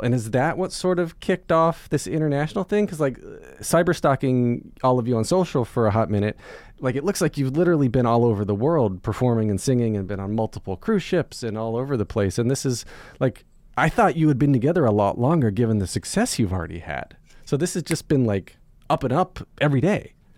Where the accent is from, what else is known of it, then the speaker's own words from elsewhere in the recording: North Carolina, United States; moved away; I grew up in North Carolina